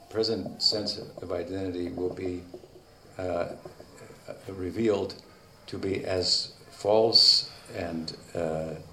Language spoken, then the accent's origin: Spanish; Argentina; Pero un parte del ah, karma de nosotros está que somos suramericanos, somos argentinos